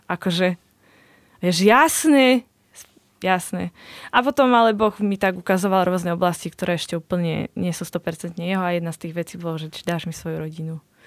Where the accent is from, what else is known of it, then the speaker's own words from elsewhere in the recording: Košice, Košice Region, Slovakia; u nás v Košiciach